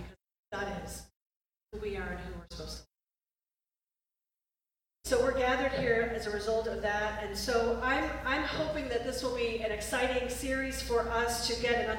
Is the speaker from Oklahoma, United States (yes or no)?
no; Rochester, New York, United States; moved away as an adult; also born or lived in New Hampshire; I grew up in Rochester, New York